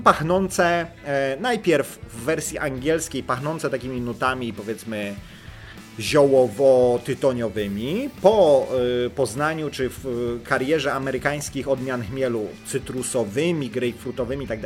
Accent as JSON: {"language": "Polish", "region": "Lower Silesian Voivodeship", "country": "Poland", "said": "u nas na Dolnym Śląsku"}